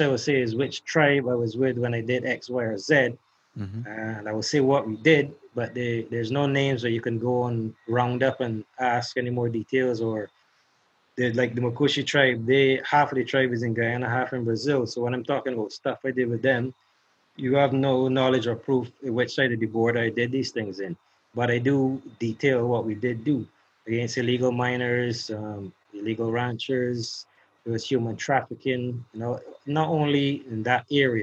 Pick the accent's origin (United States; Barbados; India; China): Barbados; repatriate me back to Barbados